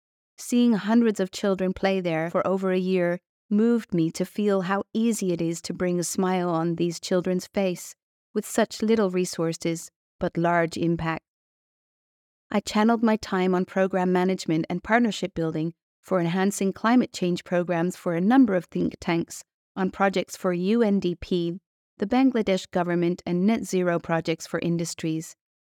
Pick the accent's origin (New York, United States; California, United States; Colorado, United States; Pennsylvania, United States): California, United States; On October 9, 2017, the Tubbs Fire blazed through my hometown in Sonoma County, along with 5,600 other homes.